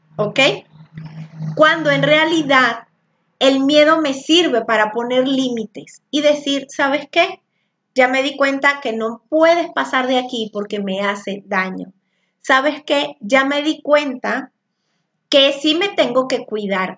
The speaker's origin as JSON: {"language": "Spanish", "country": "Venezuela", "moved": "yes", "lives_now": "Zapopan, Mexico", "said": "soy venezolana. El venezolano normalmente habla muy alto. Y cuando yo llegué aquí a Zapopan, este, en Jalisco"}